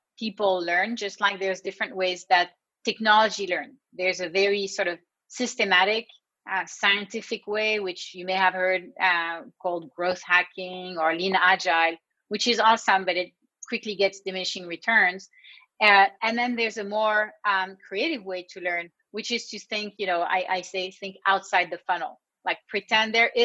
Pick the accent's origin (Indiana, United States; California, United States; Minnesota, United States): California, United States; I'm from California